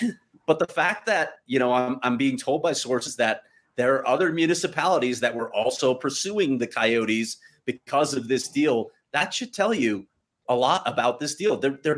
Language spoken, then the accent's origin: English; Chicago, Illinois, United States; I grew up in Chicago. Try getting to United Center.